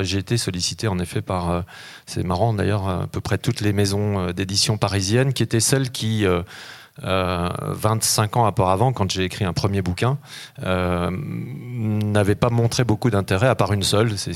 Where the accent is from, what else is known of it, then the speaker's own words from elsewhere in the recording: the Alps, France; avant mon adolescence, dans les, quand j'ai grandi dans les Alpes, dans la bibliothèque de mon grand-père